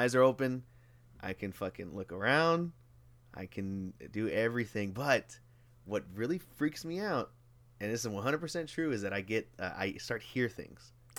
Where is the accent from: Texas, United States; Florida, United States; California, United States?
Texas, United States; Houston; born and raised in Houston